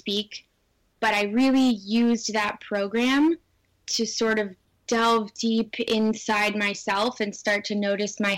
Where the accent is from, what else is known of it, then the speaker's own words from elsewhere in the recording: Southern California, United States; growing up in Southern California as a young girl